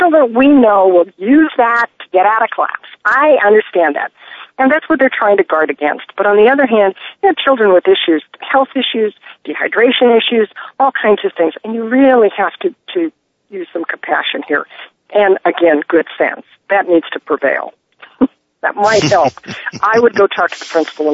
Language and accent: English; Phoenix, Arizona, United States; I grew up in Phoenix